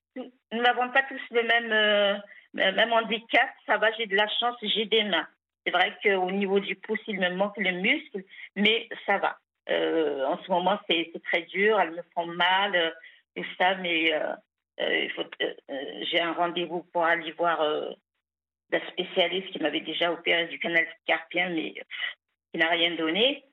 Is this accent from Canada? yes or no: no; Algeria; il a même construit ce pavillon où je suis née